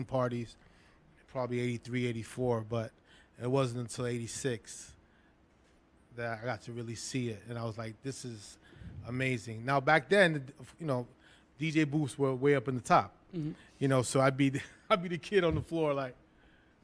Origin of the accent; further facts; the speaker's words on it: New York City, New York, United States; also born or lived in Flatbush, Brooklyn; I grew up in the Lower East Side, the majority of my living in Brooklyn